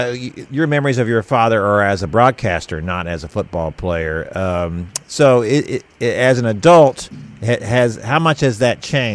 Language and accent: English; Houston, Texas, United States; also born or lived in Dallas, Texas; I was born in Dallas, but we moved to Houston really before the Cowboys began, and I didn't grow up a Cowboys fan.